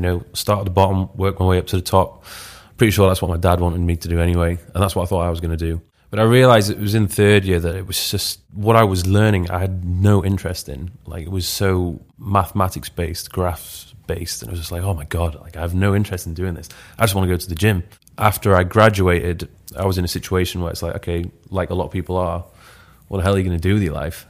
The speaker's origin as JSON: {"language": "English", "town": "Leeds", "region": "Yorkshire and the Humber", "country": "United Kingdom", "also_born_or_lived": "Newcastle", "moved": "as an adult", "said": "I'm originally from Leeds"}